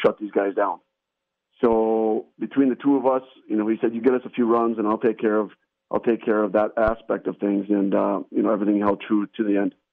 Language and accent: English; Saint Anne, Wisconsin, United States; now in Kaukauna, United States; I grew up in a little town called Saint Anne, just outside of uh, Chilton